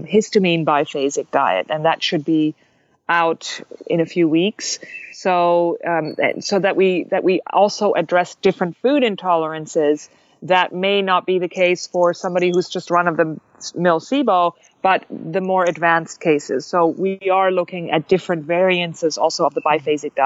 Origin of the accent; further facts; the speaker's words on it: Germany; moved away; I am actually German. If you can't pinpoint my accent, I'm actually from Germany.